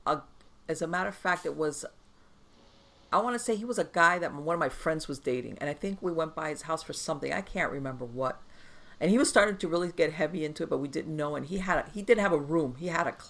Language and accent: English; Miami, Florida, United States; I grew up in Miami